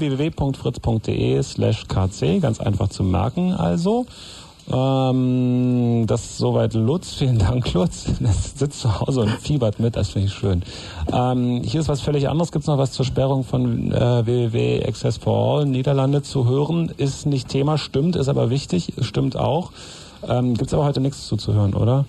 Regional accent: West Germany, Germany; bei uns im Westen

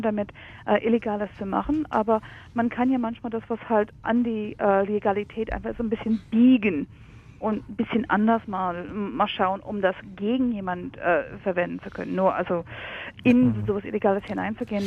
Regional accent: United States; now in Germany; ich komme ursprünglich aus den USA

